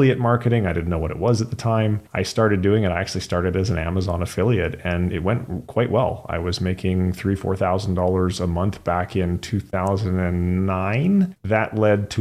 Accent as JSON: {"language": "English", "region": "British Columbia", "country": "Canada", "tie": "born or raised there", "also_born_or_lived": "Fraser Valley", "moved": "as an adult", "lives_now": "United States", "said": "I grew up in British Columbia, though I no longer live in the Fraser Valley. I'm out in the States now"}